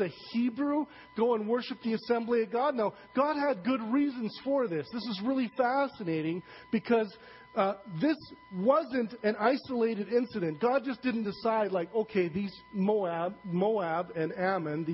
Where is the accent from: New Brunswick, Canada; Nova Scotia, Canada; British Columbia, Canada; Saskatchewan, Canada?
Saskatchewan, Canada; I'm from Saskatchewan